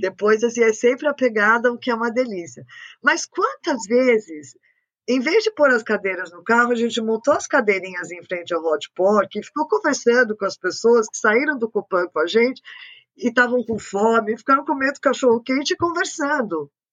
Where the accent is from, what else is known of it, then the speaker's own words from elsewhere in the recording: São Paulo, Brazil; first language French; a gente é Paulistana a gente não tem praia